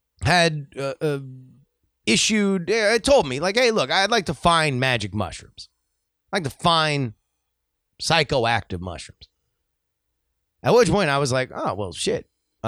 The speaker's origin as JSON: {"language": "English", "region": "California", "country": "United States", "tie": "born or raised there", "said": "As an elementary school kid growing up in the Bay, we used to play the game butts up occasionally."}